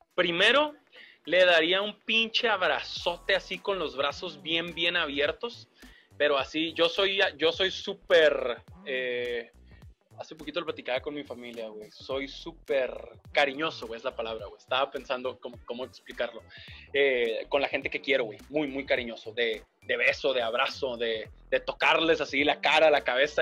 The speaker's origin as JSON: {"language": "Spanish", "town": "Mexicali", "region": "Baja California", "country": "Mexico", "tie": "born or raised there", "also_born_or_lived": "Monterrey", "moved": "as an adult", "said": "de niño en Mexicali"}